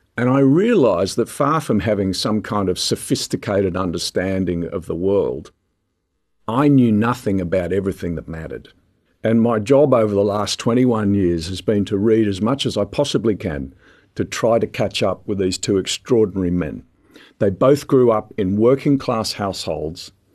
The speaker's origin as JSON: {"language": "English", "town": "Sydney", "region": "New South Wales", "country": "Australia", "tie": "born or raised there", "said": "we had toy trains growing up in Sydney"}